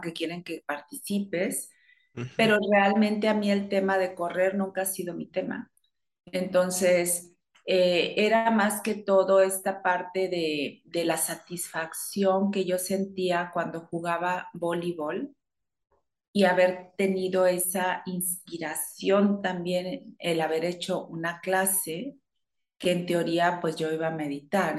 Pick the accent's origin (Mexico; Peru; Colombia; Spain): Mexico; Chihuahua; moved away as an adult; now in Monterrey, Mexico; Principalmente soy de Chihuahua, después me vine para acá, para Monterrey